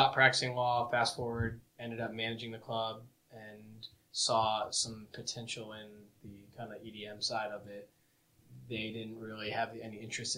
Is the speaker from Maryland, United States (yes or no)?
yes; Potomac, Maryland, United States; moved away; I grew up in Potomac, Maryland, so about 15 minutes outside of D.C